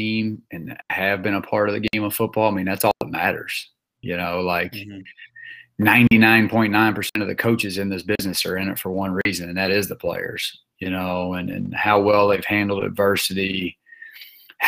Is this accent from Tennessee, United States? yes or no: yes; Memphis, Tennessee, United States; moved away; growing up in Memphis, Tennessee